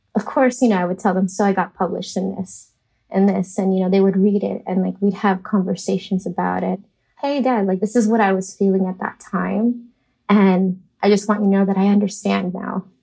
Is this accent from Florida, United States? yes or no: yes; Miami, Florida, United States; moved away as an adult; now in New York City, United States; I was raised in Miami, Florida